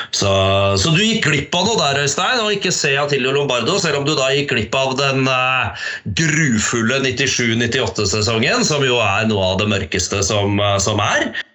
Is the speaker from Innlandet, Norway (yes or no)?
yes; Harestua, Innlandet, Norway; hjemme på Harestua.